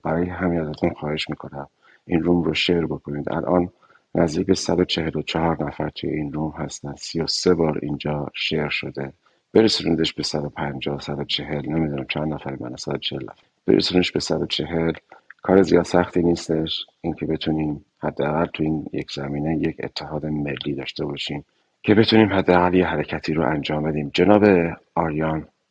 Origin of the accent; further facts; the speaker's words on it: Iran; moved away; هممون به عنوان یک ایرانی